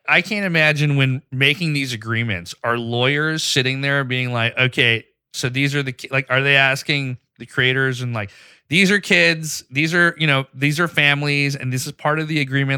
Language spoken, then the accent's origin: English; Pakistan; moved away; I grew up in Pakistan